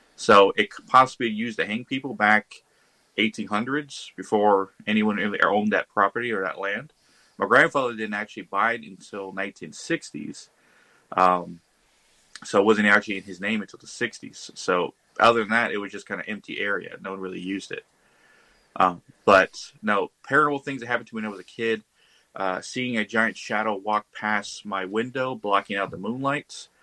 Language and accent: English; Texas, United States; since I was a kid on the ranch I grew up in Texas